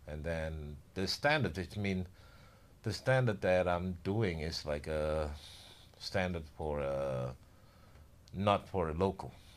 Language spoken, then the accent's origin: English; Indonesia; moved away as an adult; now in Bali, Indonesia; generally from Indo, but born and raised in Java